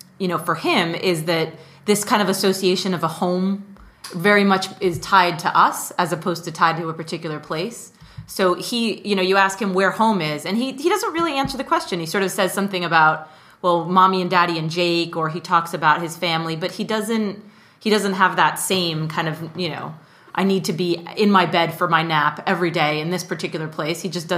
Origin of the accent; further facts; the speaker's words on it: Mexico City, Mexico; because I grew up in Mexico City.